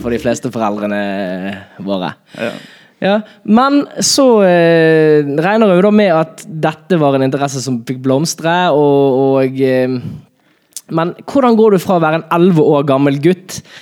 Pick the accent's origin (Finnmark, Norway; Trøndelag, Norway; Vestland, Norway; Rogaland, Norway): Vestland, Norway; Bergen; min hjemby, Bergen